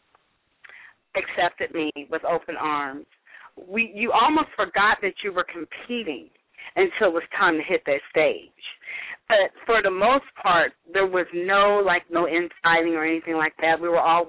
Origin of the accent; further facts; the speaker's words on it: Missouri, United States; now in Dallas, United States; my home state of Missouri